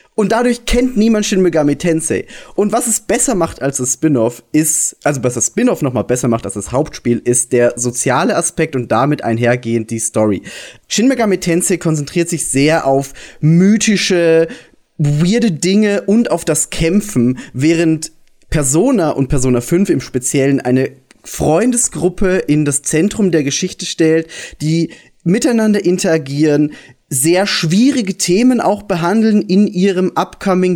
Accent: Austria; ich bin Österreicher

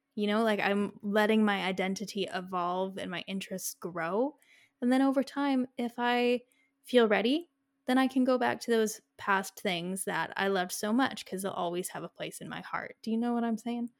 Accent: Canada; we are Canadian

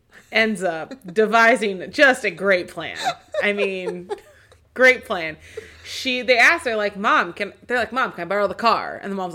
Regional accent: Seattle, Washington, United States; because I grew up in Seattle, there would be Fleet Week and all of the Navy ships would come and dock for the weekend.

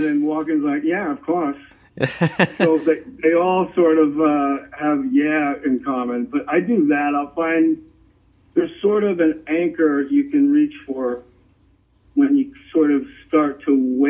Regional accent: New Jersey, United States; I was into the ocean. I spent my summers and like every conceivable free moment in Barnegat Bay.

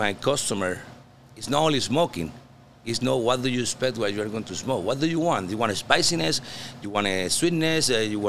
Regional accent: Puerto Rico; English is a second language; now in Florida, United States

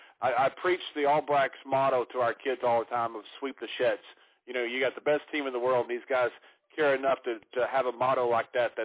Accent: Sweetwater, Texas, United States; moved away; also born or lived in Europe / Japan; Grew up in Sweetwater, Texas, which is way out in the oil fields of West Texas.

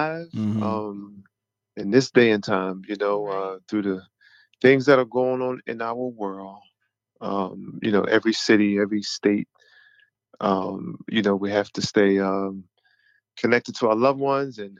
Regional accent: Philadelphia, Pennsylvania, United States; I am from Philadelphia, PA

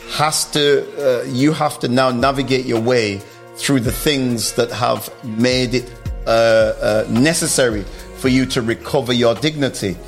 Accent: Stoke-on-Trent, West Midlands, United Kingdom; I grew up in Stoke

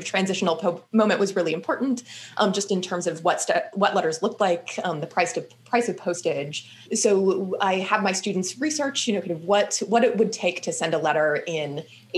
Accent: Kansas, United States; now in Massachusetts, United States; I'm from Kansas originally, the Midwest

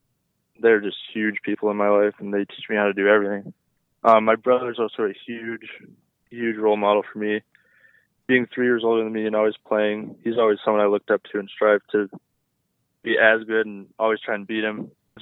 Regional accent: Canada; it was definitely a really good place to be as a Canadian for sure.

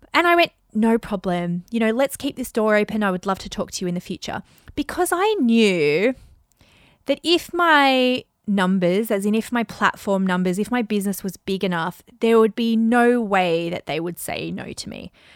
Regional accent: Australia; accent: Aussie; My Aussie accent

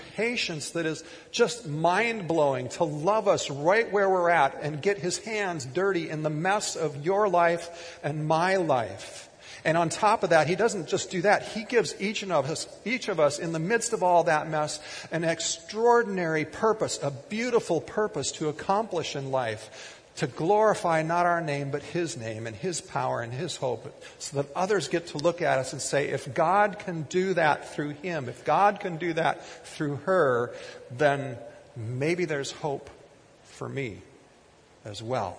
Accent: Kiester, Minnesota, United States; growing up in Keister

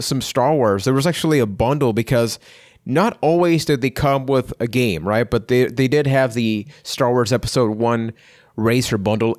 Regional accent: Puerto Rico; I'm from Puerto Rico

